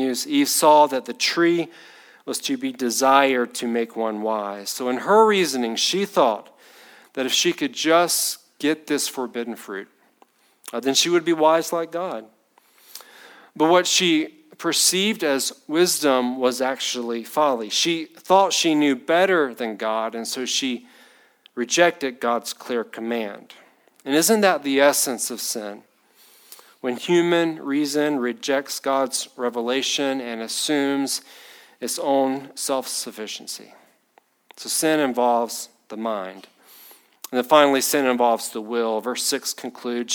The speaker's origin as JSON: {"language": "English", "town": "Batesburg", "region": "South Carolina", "country": "United States", "tie": "born or raised there", "said": "I grew up in Batesburg"}